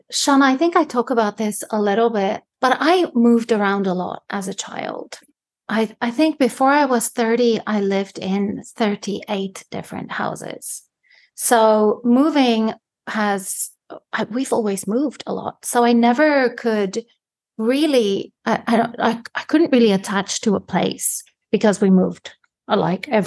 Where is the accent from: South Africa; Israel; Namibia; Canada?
South Africa; moved away; and it's the same for me you know when i go back to south africa i hardly sometimes understand what people are saying because the language actually changed so much in the uh, almost 20 years that I haven't been there.